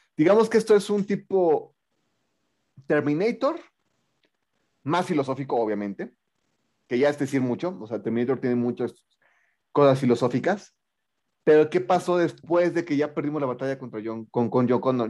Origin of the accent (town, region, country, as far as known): State of Mexico, Mexico